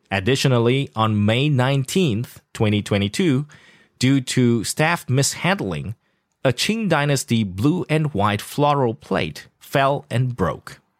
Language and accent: English; South Africa; accent: South African; Yeah, I actually lost my South African accent. I had to adapt it to the CNN